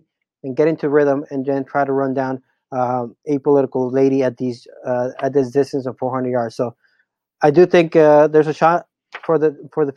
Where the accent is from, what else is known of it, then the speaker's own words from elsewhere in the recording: Los Angeles, California, United States; also born or lived in Mexico; born in LA, then I did kindergarten a few years of elementary here